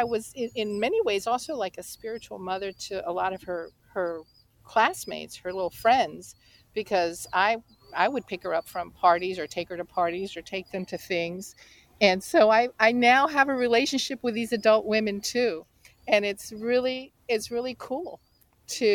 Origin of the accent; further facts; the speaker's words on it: the Bible Belt in the South, United States; I grew up in the Bible Belt in the South